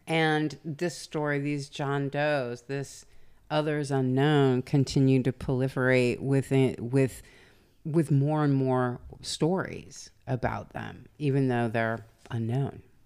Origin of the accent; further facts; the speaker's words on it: the South, United States; accent: southern; my southern accent